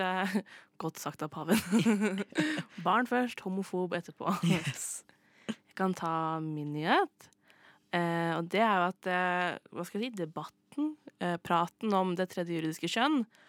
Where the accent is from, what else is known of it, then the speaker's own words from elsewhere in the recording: Østfold, Norway; jeg er jo mest fra Østfold